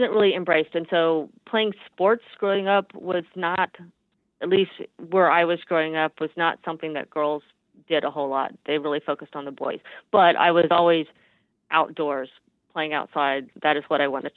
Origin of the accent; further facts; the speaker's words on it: Houston, Texas, United States; growing up in Houston, we have no mountains. It's perfectly flat here.